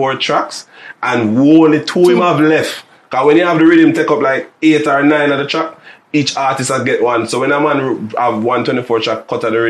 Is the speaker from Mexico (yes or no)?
no; Jamaica; we have as Jamaican artists